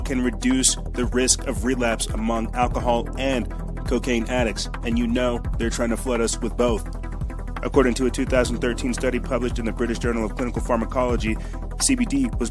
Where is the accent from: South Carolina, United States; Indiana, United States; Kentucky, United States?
South Carolina, United States; I am from South Carolina